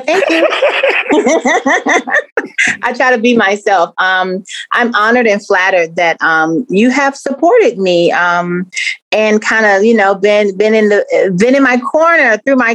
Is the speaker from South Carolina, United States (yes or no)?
yes; Columbia, South Carolina, United States; also born or lived in Charleston, South Carolina; I'm from South Carolina, Columbia, born and raised